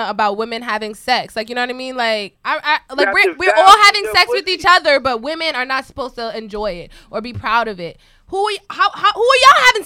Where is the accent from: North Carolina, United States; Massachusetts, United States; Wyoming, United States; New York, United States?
New York, United States; New York City; We from Queens too